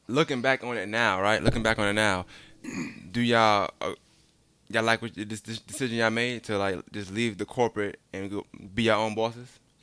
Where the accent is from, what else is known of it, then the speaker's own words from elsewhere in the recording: New York City, New York, United States; moved away; also born or lived in Augusta; I'm from Brooklyn